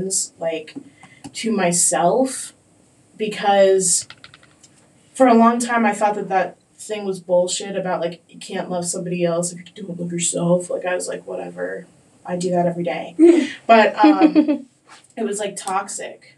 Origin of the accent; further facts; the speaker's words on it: Colorado, United States; growing up in Colorado